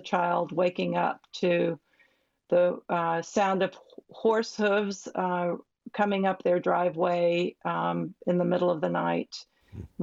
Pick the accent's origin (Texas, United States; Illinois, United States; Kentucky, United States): Kentucky, United States; Louisville; I grew up in Louisville, Kentucky, and the daughter of a seminary professor